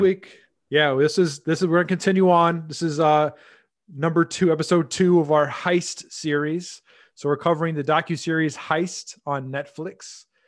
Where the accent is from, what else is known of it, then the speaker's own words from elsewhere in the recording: United States; as an American